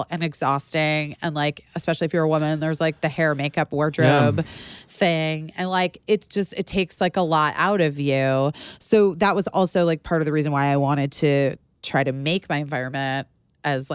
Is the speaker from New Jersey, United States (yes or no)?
no; Arizona, United States; I am from Arizona